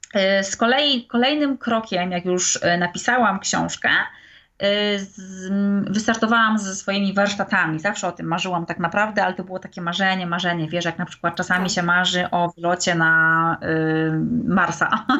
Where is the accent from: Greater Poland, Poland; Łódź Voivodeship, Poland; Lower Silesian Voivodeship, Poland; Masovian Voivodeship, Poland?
Lower Silesian Voivodeship, Poland; Wrocław; moved away as an adult; now in England, United Kingdom; Jestem w ogóle z Wrocławia